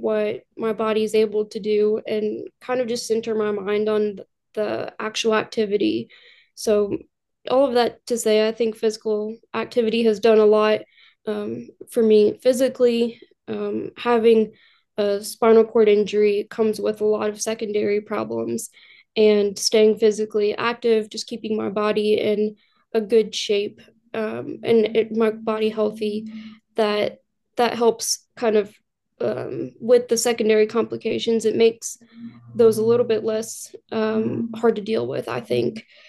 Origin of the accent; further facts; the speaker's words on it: Louisville, Kentucky, United States; born and raised in Louisville, Kentucky, grew up here